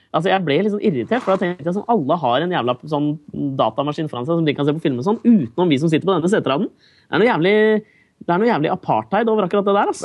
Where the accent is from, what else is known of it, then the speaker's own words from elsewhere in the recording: Norway; now in New York, United States; jeg er fra Norge